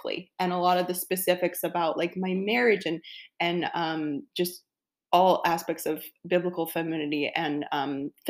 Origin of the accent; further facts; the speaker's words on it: the South, United States; I'm from the South, and everyone there believed in God